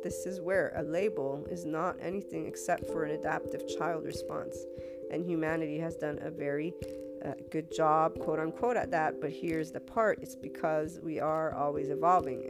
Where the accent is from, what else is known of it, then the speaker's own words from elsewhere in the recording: United States; As an American, and I'm also Italian